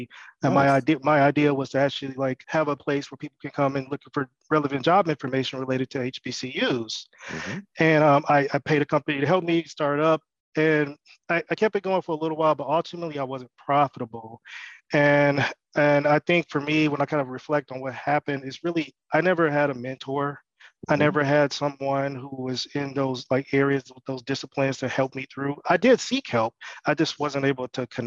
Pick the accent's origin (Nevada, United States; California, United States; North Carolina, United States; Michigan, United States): Michigan, United States; Detroit; also born or lived in Nashville, Tennessee; I'm from Detroit, Michigan. Mm-hmm. I grew up there